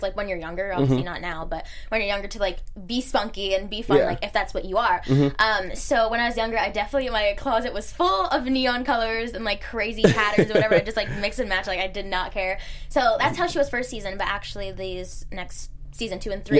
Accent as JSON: {"language": "English", "town": "Temecula", "region": "California", "country": "United States", "said": "I'm from Temecula, California."}